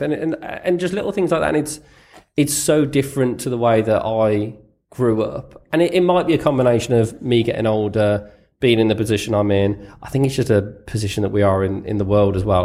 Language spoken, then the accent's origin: English; United Kingdom; growing up, other than, other than footballers as a Brit